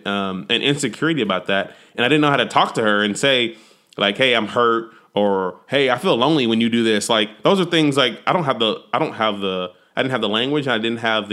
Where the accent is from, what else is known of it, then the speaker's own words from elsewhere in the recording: Texas, United States; I'm a Texan